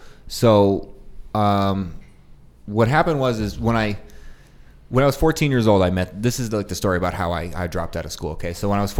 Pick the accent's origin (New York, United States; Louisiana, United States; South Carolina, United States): New York, United States; Syracuse; born there; also born or lived in Prescott Valley, Arizona; So I was born in Syracuse, New York.